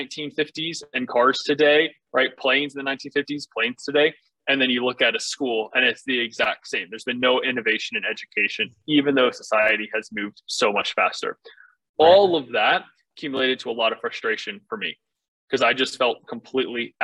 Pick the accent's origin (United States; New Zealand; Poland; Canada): United States; Northern Virginia; I grew up in Northern Virginia on a farm